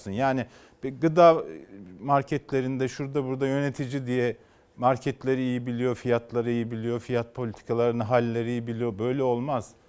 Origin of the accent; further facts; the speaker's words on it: Turkey; Hepimiz bu ülkede doğduk, bu ülkede büyüdük. Kendi nesillerimizi de burada sürdürmek istiyoruz. Hepimiz bu ülkeyi seviyoruz.